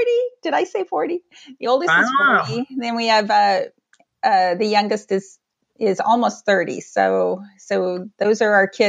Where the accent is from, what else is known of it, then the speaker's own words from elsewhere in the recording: San Diego, California, United States; moved away as an adult; also born or lived in Mississippi / New York / South Carolina; I grew up in San Diego because my dad was a Air Force guy and he retired when I was 2. So I was born in Mississippi on an Air Force base.